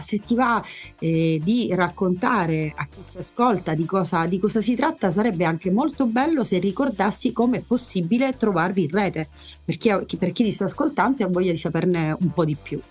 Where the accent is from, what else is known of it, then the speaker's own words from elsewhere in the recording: Sicily, Italy; da da siciliana